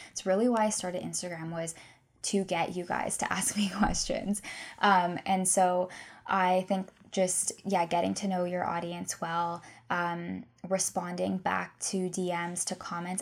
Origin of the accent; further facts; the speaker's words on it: Guelph, Ontario, Canada; also born or lived in Victoria, British Columbia; I'm from Guelph